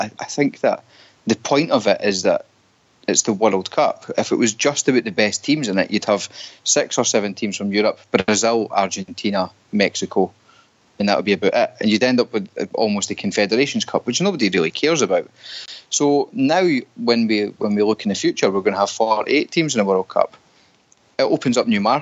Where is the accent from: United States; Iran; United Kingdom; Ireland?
United Kingdom; Scotland; now in Canada; us being Scottish